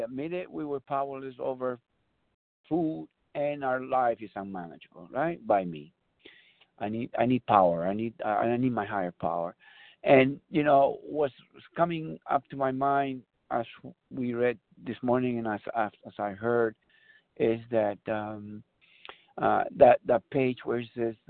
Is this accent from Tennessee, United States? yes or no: no; San Bernardino, California, United States; I'm from San Bernardino, California.